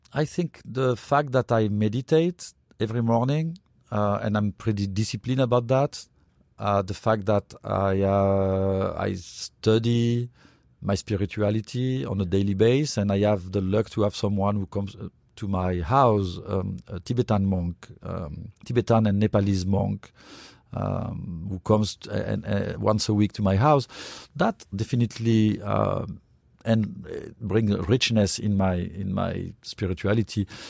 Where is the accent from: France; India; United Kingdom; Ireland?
France; now in United States; when I grew up in France